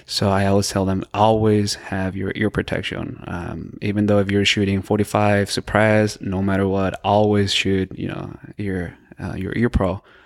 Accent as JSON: {"language": "English", "town": "El Paso", "region": "Texas", "country": "United States", "tie": "born or raised there", "also_born_or_lived": "Boston / Florida", "said": "I was born and raised in El Paso."}